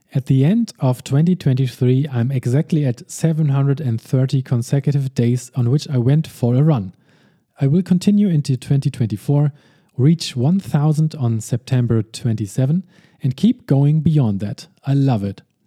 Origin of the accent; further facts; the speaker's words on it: Hamburg, Germany; my hometown.